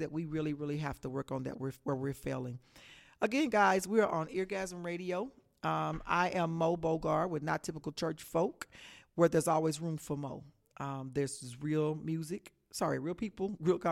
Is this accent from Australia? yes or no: no; Texas, United States; I am from Texas.